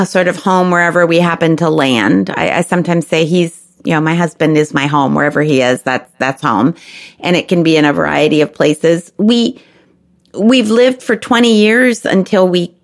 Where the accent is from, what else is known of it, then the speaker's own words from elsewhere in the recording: Chicago, Illinois, United States; also born or lived in Memphis, Tennessee / Texas; now in Washington, D.C., United States; Growing up in Chicago and in the North Shore of Chicago where there were lots of Jewish families